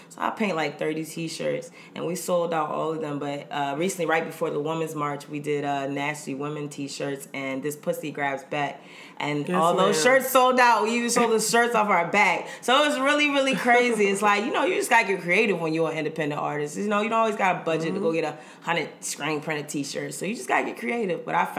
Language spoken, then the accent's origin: English; Fort Lauderdale, Florida, United States; moved away as an adult; now in Baltimore, United States; born and raised in Fort Lauderdale, Florida. But I'm based in Baltimore, Maryland.